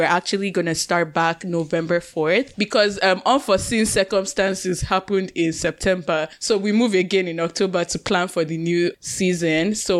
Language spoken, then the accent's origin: English; Nigeria; now in Canada; growing up in Nigeria, we were saying, we're so happy to be Nigerians